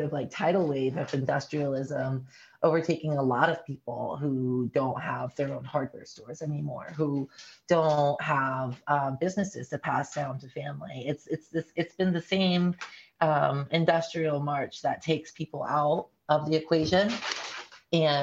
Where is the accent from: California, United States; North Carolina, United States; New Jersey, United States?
North Carolina, United States; Appalachia; now in Oregon, United States; I'm not from Oregon originally. I'm from Appalachia, North Carolina